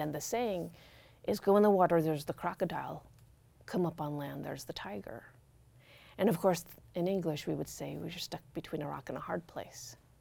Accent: Corvallis, Oregon, United States; I grew up in our cul-de-sac in Corvallis, riding my banana seat bike

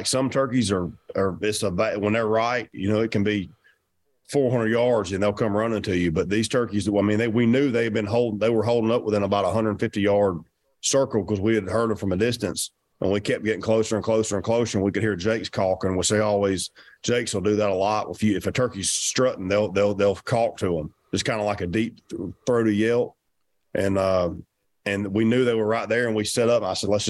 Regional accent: the South, United States; I'm from the South, you know, our turkeys are work a little bit different.

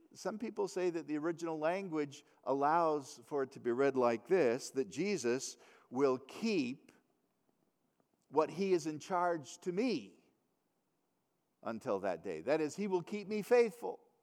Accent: United States; being an American

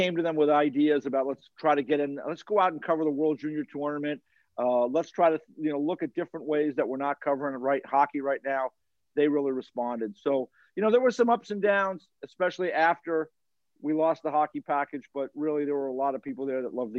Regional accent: Westchester County, New York, United States; I grew up in Westchester County in New York, outside of New York City, and had no connection to the hockey world whatsoever. I was three kids and my mom growing up in a one bedroom apartment

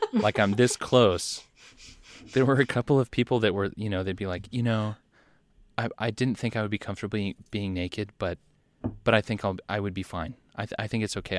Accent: United States; as an American

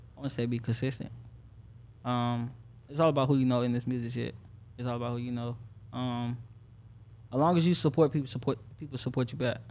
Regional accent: Orangeburg, South Carolina, United States; now in Jacksonville, United States; South Carolina, Orangeburg

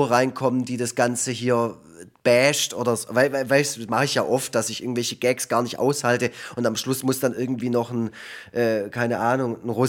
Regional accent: Canada; moved away; einerseits war da da auch mal wieder einen Besuch in Kanada in meiner alten Heimat war da in dem Jahr

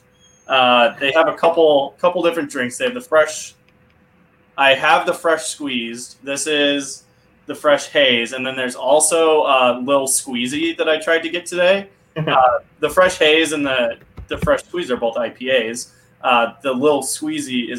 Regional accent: near Chicago, Illinois, United States; growing up near Chicago, like all my friends are Blackhawks fans

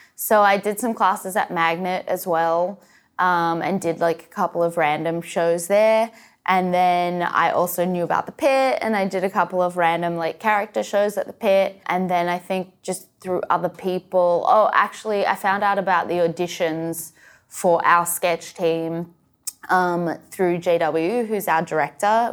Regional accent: Australia; moved away; I grew up in Australia

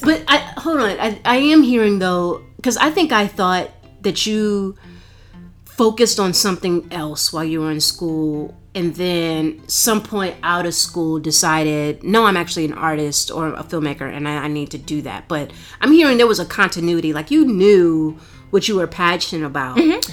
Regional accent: Baltimore, Maryland, United States; I grew up in Baltimore. I grew up in a black neighborhood

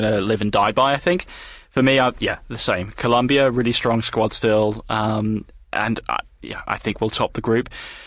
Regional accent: England, United Kingdom; an Englishman

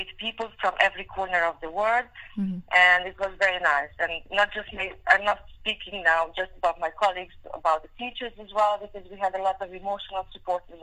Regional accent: Transylvania, Romania; first language Hungarian; English is a second language; moved away as an adult; now in London, United Kingdom; I was born and raised in Transylvania, Romania. However, my mother tongue is Hungarian

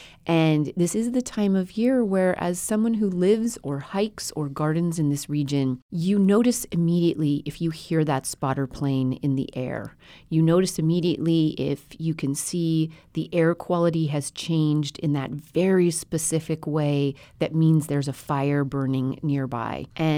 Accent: Colorado, United States; So I grew up in Colorado at about 8,000 feet west of Denver and definitely in the Ponderosa Pine.

